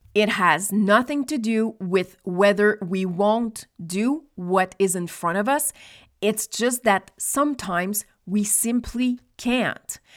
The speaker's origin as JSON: {"language": "English", "region": "Nova Scotia", "country": "Canada", "tie": "born or raised there", "also_born_or_lived": "Quebec", "moved": "yes", "said": "I was born in Nova Scotia, which is one hour ahead of Quebec"}